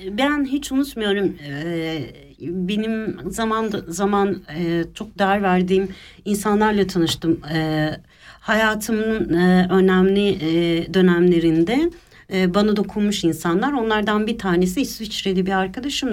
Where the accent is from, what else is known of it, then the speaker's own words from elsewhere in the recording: Istanbul, Turkey; moved away as an adult; now in Switzerland; İstanbul'da doğdum, büyüdüm